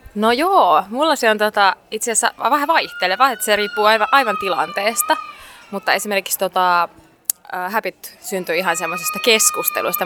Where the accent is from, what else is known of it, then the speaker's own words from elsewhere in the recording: Finland; Suomi totta kai, täältä mä oon kotoisin